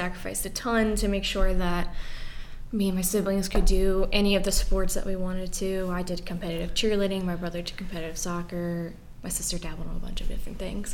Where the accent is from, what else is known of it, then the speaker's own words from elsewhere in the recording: Frederick, Maryland, United States; also born or lived in Jefferson; I'm a townie, born and raised here.